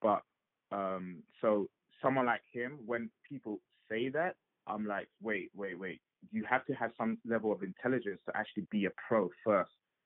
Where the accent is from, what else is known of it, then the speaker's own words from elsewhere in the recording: England, United Kingdom; my experience growing up in England